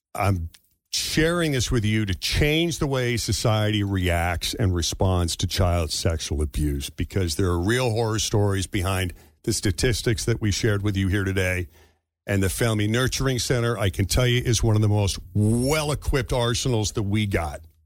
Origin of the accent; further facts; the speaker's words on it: just outside Boston, Massachusetts, United States; my hometown's public high school just outside Boston